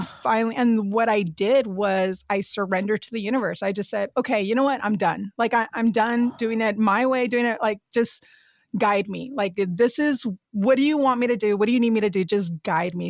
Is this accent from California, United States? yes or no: no; South Texas, United States; moved away as an adult; I grew up in South Texas and like right by the border of Mexico.